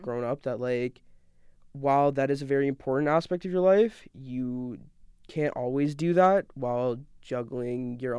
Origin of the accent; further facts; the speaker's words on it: Canada; born there; also born or lived in Deep South / New York / London / Oklahoma; So I'm a Pakistani-Canadian. I was born in Canada. I've moved a ton of places.